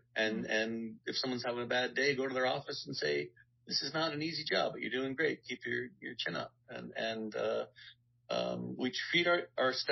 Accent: Guelph, Ontario, Canada; moved away as an adult; now in Los Angeles, United States; I'm from Guelph, Ontario, Canada

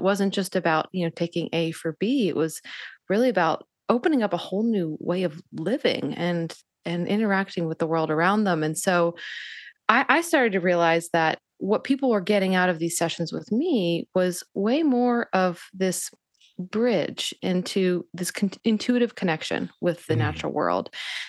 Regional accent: Northeast, United States; And that was partially, you know, my upbringing. I, you know, growing up in the Northeast, and I had a very much an internalized belief system that to be spiritual was at odds with being intellectual.

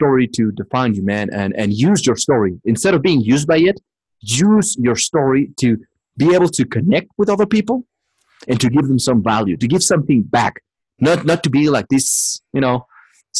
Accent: Mexico City, Mexico; English is a second language; moved away; I'm just from Mexico City.

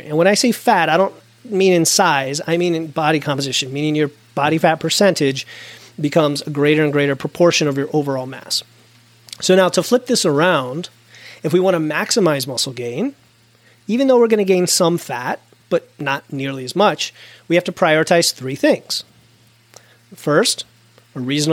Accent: United States; I'm an American, so that's my frame of reference

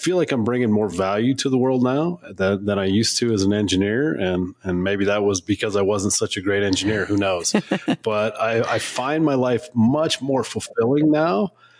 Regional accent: Washington, United States; also born or lived in Salem, Oregon; now in Colorado, United States; I was born in Oregon, Salem, Oregon. So that's a good spot. And then really grew up in Washington State and then kind of meandered throughout the country. And now I call home Colorado.

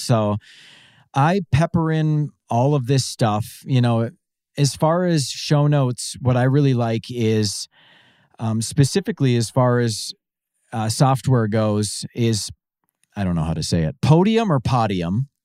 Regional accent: Pine City, Minnesota, United States; I am originally from a small town called Pine City, Minnesota

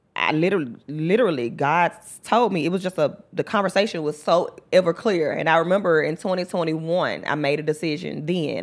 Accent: Memphis, Tennessee, United States; also born or lived in West Palm Beach, Florida; I was raised in the mound. I went to Mount Schools

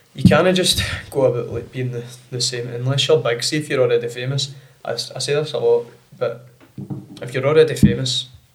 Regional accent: Bellshill, Scotland, United Kingdom; born there; then I was born in Bellshill

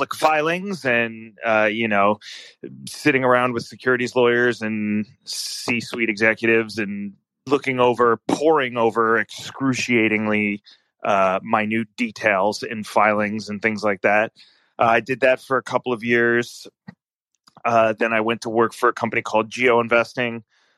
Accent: Philadelphia, Pennsylvania, United States; I'm from Philadelphia

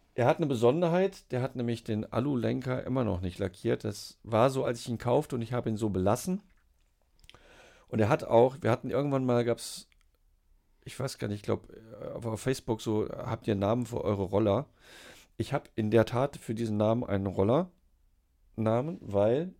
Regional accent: Siegen, North Rhine-Westphalia, Germany; also born or lived in Hesse / Oldenburg; now in Hanover, Germany; gebürtig aus Siegen-Geisweit. Ähm, einen Schlenker über Hessen gemacht, nach Norddeutschland gekommen zum Studieren

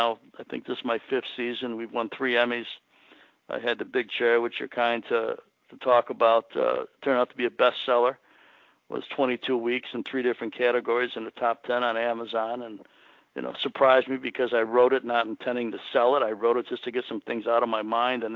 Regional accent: Chicago, Illinois, United States; growing up in Chicago

